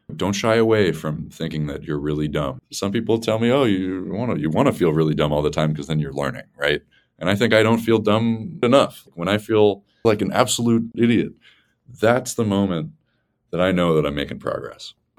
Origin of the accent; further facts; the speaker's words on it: Massachusetts, United States; I'm from Massachusetts